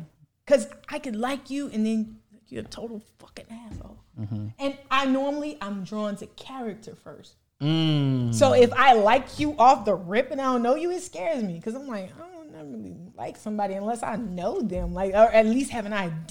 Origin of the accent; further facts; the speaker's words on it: Illinois, United States; now in Atlanta, United States; Illinois. I'm from Midwest.